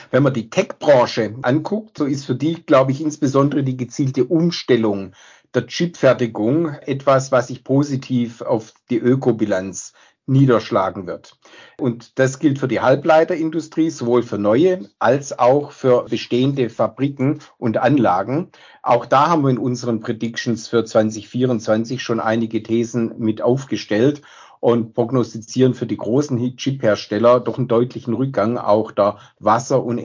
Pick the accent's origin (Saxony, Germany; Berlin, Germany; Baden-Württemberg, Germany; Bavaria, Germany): Baden-Württemberg, Germany; Stuttgart; born there